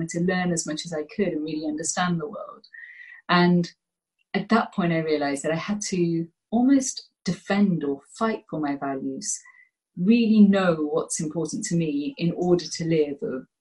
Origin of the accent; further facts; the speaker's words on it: Gloucestershire, South West England, United Kingdom; also born or lived in Birmingham / India (ancestry); And at the age of 7, my parents decided to move to Gloucestershire